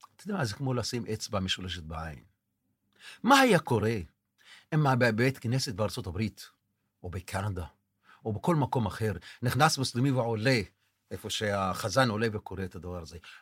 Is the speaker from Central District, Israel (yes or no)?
no; Tel Sheva, Southern District, Israel; אני נולדתי כאן, אבא שלי נולד כאן, הסבא שלי נולד כאן.